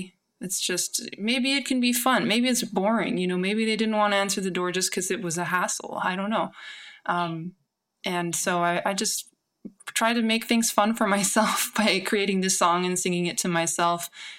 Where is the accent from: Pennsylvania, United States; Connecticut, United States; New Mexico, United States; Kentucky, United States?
New Mexico, United States; moved away as an adult; also born or lived in San Francisco; I'm from New Mexico, but I was living in San Francisco at the time.